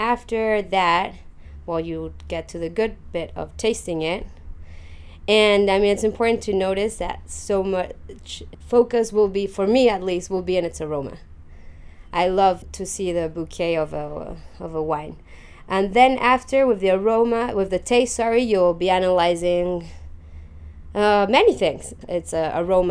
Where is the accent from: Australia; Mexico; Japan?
Mexico; moved away as an adult; also born or lived in London, United Kingdom; now in Chile; I was born in London, but went to Mexico when I was 9 months old. I grew up there, so I was there all my life.